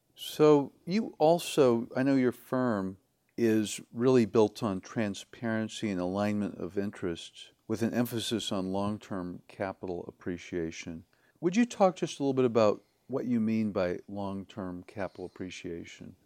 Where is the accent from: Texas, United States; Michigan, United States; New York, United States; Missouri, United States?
Missouri, United States; Kansas City; I'm from Kansas City, Missouri originally